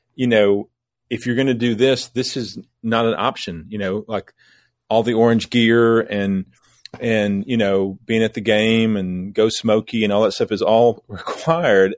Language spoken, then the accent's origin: English; southeast Missouri, United States; moved away as an adult; also born or lived in Lexington, Kentucky / Asheville, North Carolina; now in Knoxville, United States; I grew up in the cradle of civilization in southeast Missouri.